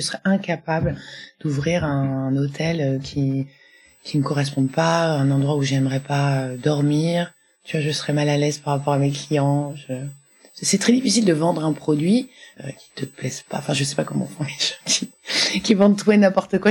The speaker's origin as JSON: {"language": "French", "area": "Nice hinterland", "region": "Provence-Alpes-Côte d'Azur", "country": "France", "tie": "born or raised there", "moved": "yes", "lives_now": "Paris, France", "said": "je suis une niçoise"}